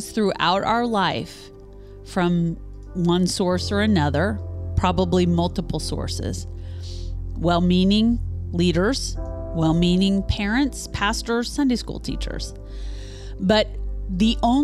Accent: Topeka, Kansas, United States; Topeka has. My hometown, where I was born and raised

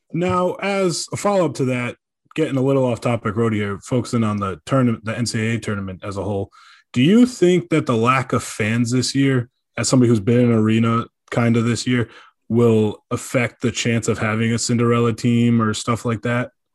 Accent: Rhode Island, United States; I grew up in Rhode Island

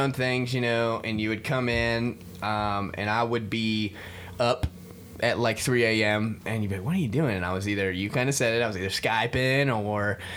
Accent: Florida, United States; We're both from Florida

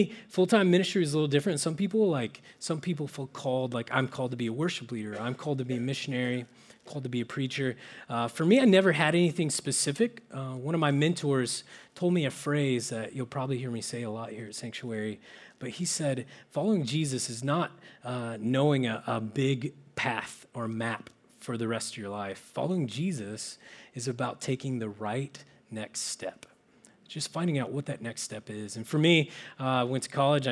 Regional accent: Oklahoma, United States; now in Menlo Park, United States; I'm originally from small towns in Oklahoma

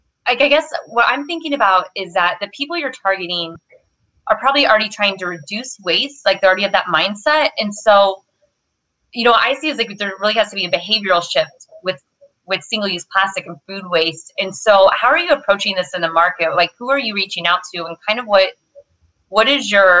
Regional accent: Midwest, United States; also born or lived in Southern California; now in California, United States; I'm from the Midwest and I live in California now, Southern California

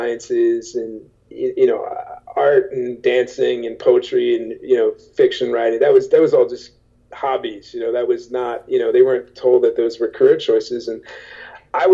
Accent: Oaklyn, New Jersey, United States; I grew up in Oakland, you know, small, pretty much a blue-collar town

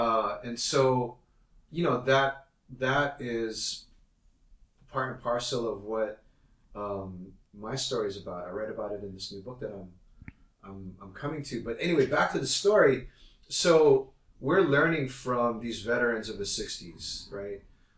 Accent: Hawaii, United States; because I come from Hawaii. So I'd grown up in a majority minority, quote unquote, you know, state

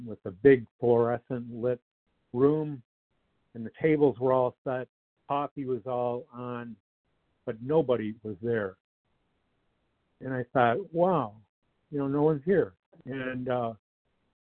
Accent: Detroit, Michigan, United States; I grew up in the Metro Detroit area.

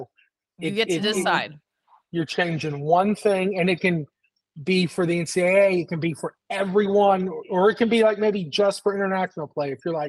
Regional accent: Atlanta, Georgia, United States; Yeah, so I grew up in Atlanta.

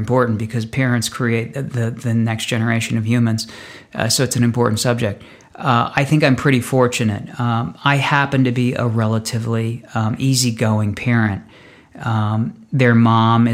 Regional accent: Northeast, United States; moved away as an adult; now in Los Angeles, United States; I grew up in the Northeast and started out my life loving snow and loving skiing

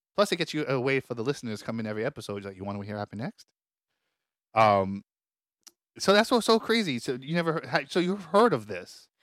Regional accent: New York, United States; accent: New York; I have a real New York accent

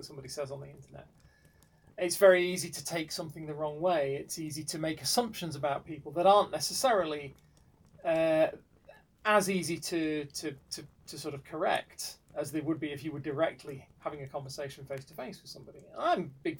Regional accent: United Kingdom; I am British

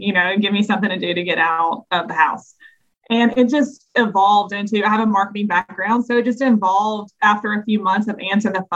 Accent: the South, United States; being just a Southerner

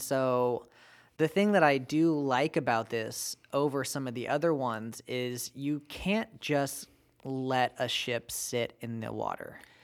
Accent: United States; my American-born right

